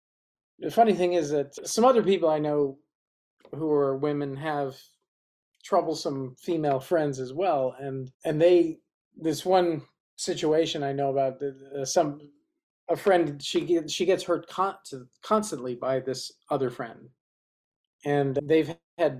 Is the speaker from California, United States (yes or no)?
yes; Berkeley, California, United States; moved away as an adult; also born or lived in New York; now in Los Angeles, United States; I actually grew up in Berkeley, California